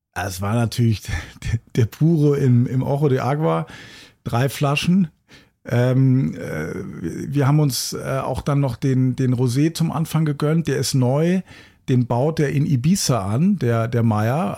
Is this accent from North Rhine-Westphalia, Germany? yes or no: no; Hamburg, Germany; Hamburg ist ja meine Heimatstadt